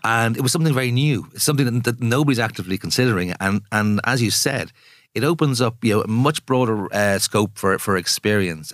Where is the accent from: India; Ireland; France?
Ireland; moved away as an adult; also born or lived in Jakarta, Indonesia; I spent most of the past twenty years outside of Ireland